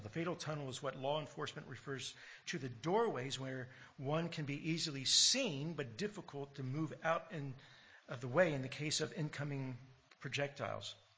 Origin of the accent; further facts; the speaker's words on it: United States; now in Australia; growing up in America and hearing you know, all the American history